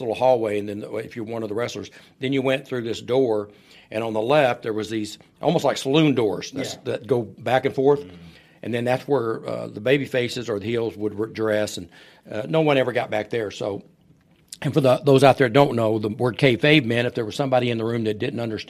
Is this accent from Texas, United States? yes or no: yes; Irving, Texas, United States; also born or lived in Fort Worth, Texas / Paris, Texas; I was born in Fort Worth, Texas. Moved to Irving, Texas, the week President Kennedy got shot. I was in third grade, and I've lived here.